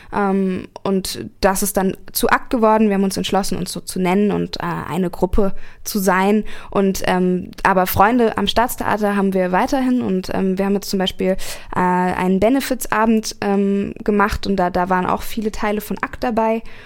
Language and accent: German; Berlin, Germany; moved away as an adult; now in Karlsruhe, Germany; ich komme ursprünglich aus Berlin, ähm, lebe jetzt aber seit äh, fast anderthalb